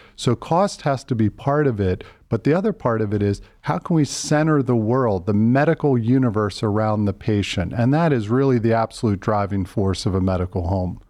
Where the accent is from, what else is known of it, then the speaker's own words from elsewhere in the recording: Philadelphia, Pennsylvania, United States; moved away as an adult; also born or lived in Pittsburgh / Boston; now in Cleveland, United States; Grew up in Philadelphia